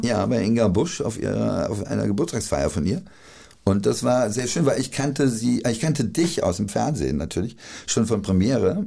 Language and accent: German; Friedberg, Hesse, Germany; accent: Dorheimer Platt; moved away; also born or lived in Berlin; da, wo ich aufgewachsen bin, ich bin in Dorheim auch geboren.